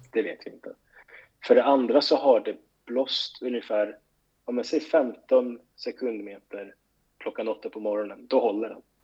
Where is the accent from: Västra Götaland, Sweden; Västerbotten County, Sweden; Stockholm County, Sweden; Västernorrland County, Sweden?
Stockholm County, Sweden; Stockholm; moved away as an adult; also born or lived in Gothenburg; jag var liksom uppvuxen i Skärholmen